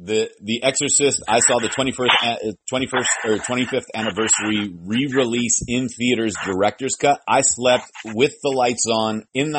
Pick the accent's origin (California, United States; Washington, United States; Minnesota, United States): California, United States; San Francisco; moved away; I'm originally from San Francisco.